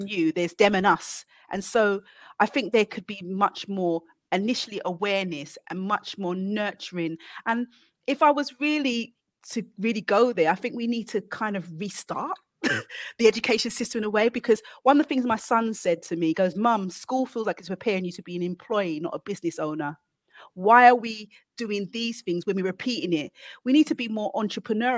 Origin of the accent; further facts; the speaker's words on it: London, United Kingdom; I came from Hackney.